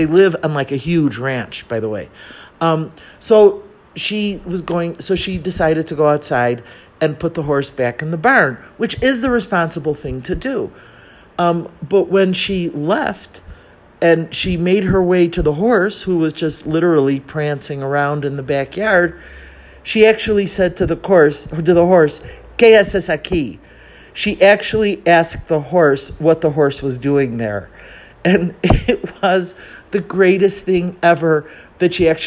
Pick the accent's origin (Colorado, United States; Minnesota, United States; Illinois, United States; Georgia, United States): Illinois, United States; Chicago; moved away as an adult; now in Mexico City, Mexico; I grew up in Chicago